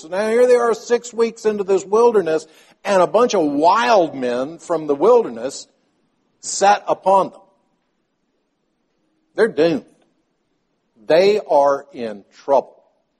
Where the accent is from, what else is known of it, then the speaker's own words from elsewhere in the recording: Palestine; Many of you know that I grew up in Palestine. My father was a medical missionary to the Arabic community there.